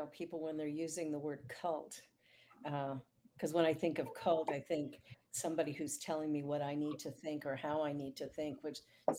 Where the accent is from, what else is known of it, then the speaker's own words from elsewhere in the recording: Canada; I'm a Canadian.